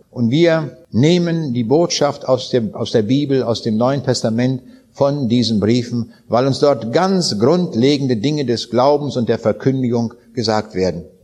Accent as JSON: {"language": "German", "town": "Königsberg", "region": "Kaliningrad Oblast", "country": "Russia", "said": "Ich habe das abends an den Leuten dort in Königsberg auch gesagt. Das war mal meine Heimat, es ist nicht mehr."}